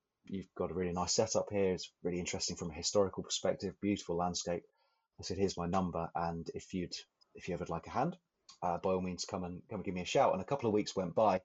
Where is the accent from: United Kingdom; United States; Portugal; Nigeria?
United Kingdom; Hitchin, East of England; moved away as an adult; also born or lived in Hull, Yorkshire; now in Shetland, United Kingdom; I was born in Hitchin in Hertfordshire, down in the south of England, about 20, 25 minutes or so on the train north of King's Cross in central London. Very pleasant, very suburban upbringing